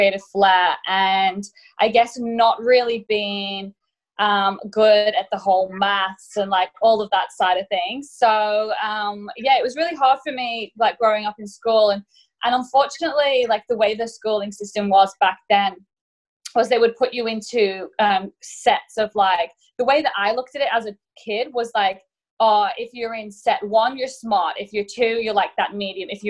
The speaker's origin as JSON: {"language": "English", "region": "England", "country": "United Kingdom", "also_born_or_lived": "Mallorca, Spain", "moved": "as an adult", "lives_now": "Australia", "said": "I'm originally from England and my grandparents actually lived in Spain as I grew up"}